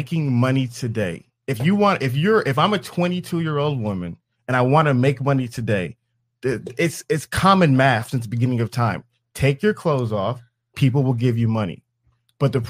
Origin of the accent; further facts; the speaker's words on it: Atlanta, Georgia, United States; I'm from Atlanta